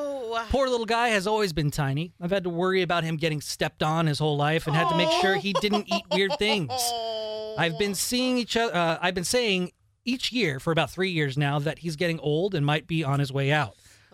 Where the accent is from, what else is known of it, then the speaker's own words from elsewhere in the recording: Maine, United States; I grew up in Maine, so we are Patriots fans.